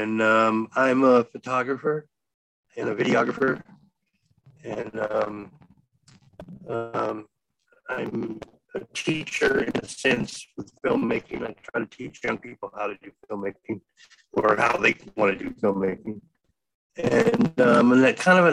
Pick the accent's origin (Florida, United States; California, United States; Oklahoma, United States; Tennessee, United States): Tennessee, United States; Nashville; moved away as an adult; from Nashville, Tennessee.